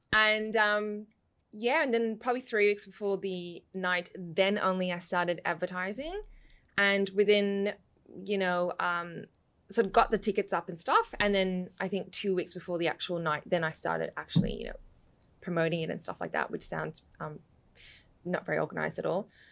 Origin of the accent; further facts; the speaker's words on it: Western Victoria, Australia; accent: mixed; also born or lived in London, United Kingdom; I moved to Australia when I was four and, um, lived out west